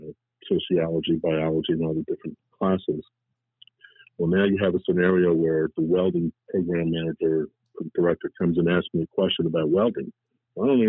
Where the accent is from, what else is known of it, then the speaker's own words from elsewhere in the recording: New Orleans, Louisiana, United States; also born or lived in Colombia; I was born in Columbia, South America. My parents moved to New Orleans when I was 3 years of age